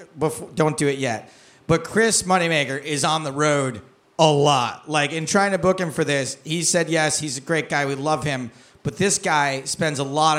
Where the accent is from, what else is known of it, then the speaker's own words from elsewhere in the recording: Wales, United Kingdom; I'm from Wales. I'm Welsh.